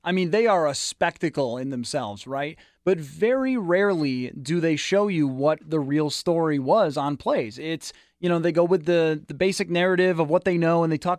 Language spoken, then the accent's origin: English; Buffalo, New York, United States; moved away; I grew up in Buffalo. That's where I came from.